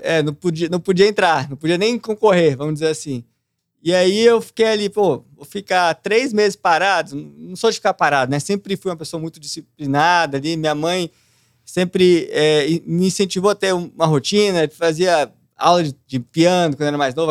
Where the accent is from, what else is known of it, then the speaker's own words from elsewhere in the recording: Brasília, Federal District, Brazil; Nasci lá, Nascido, cresci criado. lá. Só o tempo que eu morei fora, né? Que é aí que eu passei distante, mas o resto eu fiquei em Brasília